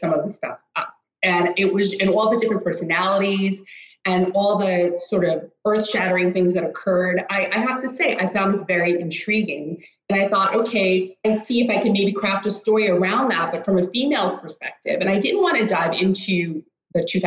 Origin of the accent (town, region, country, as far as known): Rockland County, New York, United States; born or raised there; moved away as an adult; also born or lived in Greenwich, Connecticut; now in Stockholm, Sweden